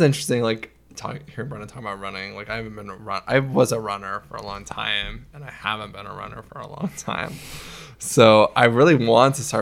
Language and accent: English; Omak, Washington, United States; I went to my hometown of Omak, Washington